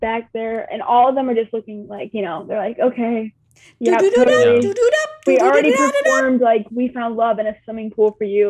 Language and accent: English; Buffalo, New York, United States; Yeah, I'm from Buffalo, so I can agree. We get a lot of snow down here